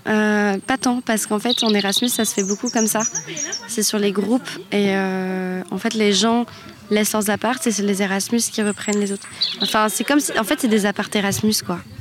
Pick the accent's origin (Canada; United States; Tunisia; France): France; on est français